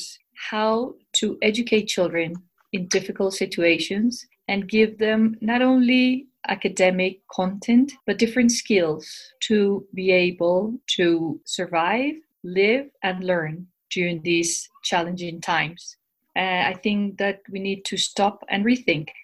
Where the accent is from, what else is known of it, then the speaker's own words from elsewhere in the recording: Bogotá, Colombia; I'm from Bogota, Colombia. I work in Colegio Anglo Colombiano, which is a bilingual international school in Bogota. I'm originally from Colombia and I have lived here all my life